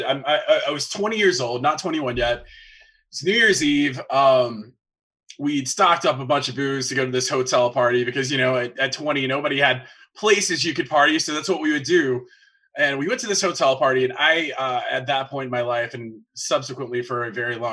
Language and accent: English; the South, United States; another thing Southerners do is we have the one living room that you don't actually go in.